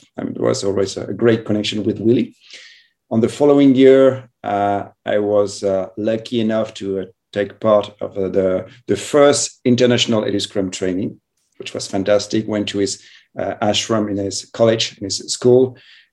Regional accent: France; moved away as an adult; also born or lived in Madrid / northern Spain; now in Spain; I'm from France and traveled a bit.

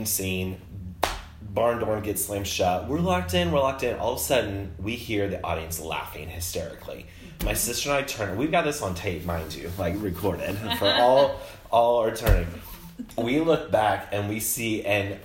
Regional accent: Monticello, Illinois, United States; also born or lived in Decatur, Illinois; grew up in a small town called Monticello, Illinois. Central.

